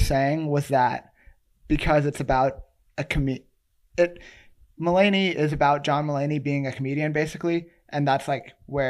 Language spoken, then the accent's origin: English; Jennings, Louisiana, United States; born or raised there